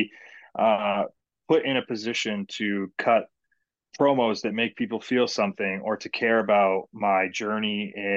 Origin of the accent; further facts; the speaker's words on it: Hamilton, Ontario, Canada; my hometown of Hamilton